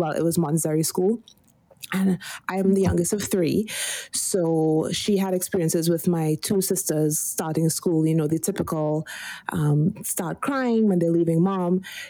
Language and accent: English; Trinidad & Tobago; also born or lived in Washington, District of Columbia, United States / Philadelphia, Pennsylvania; now in Northern California, United States; I'm from Trinidad and Tobago.